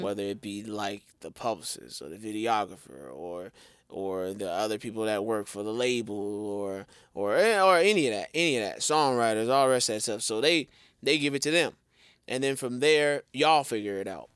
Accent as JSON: {"language": "English", "town": "Chicago", "region": "Illinois", "country": "United States", "tie": "born or raised there", "said": "I'm from the Chi, born and raised"}